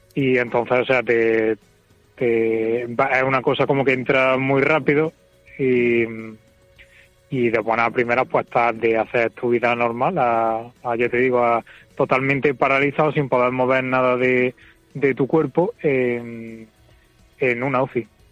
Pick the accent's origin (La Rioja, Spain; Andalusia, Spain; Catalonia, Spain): Andalusia, Spain; Córdoba; moved away as an adult; also born or lived in Madrid; soy de aquí soy de Córdoba y me fui allí a trabajar